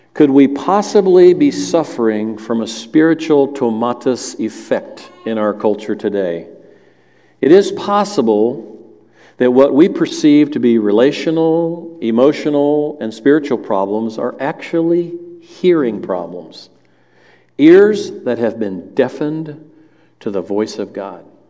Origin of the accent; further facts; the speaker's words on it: the South, United States; I grew up in the South.